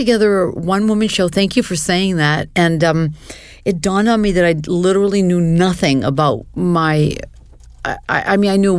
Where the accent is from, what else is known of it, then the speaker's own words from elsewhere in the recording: Portland, Maine, United States; I grew up in Portland, Maine, and I'm Armenian. And, you know, there wasn't a very large community of Armenians, and we lived in a community of Jews.